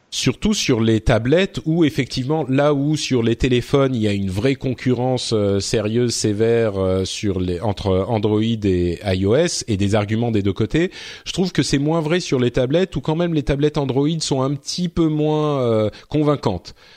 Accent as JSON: {"language": "French", "country": "France", "said": "chez nous en France"}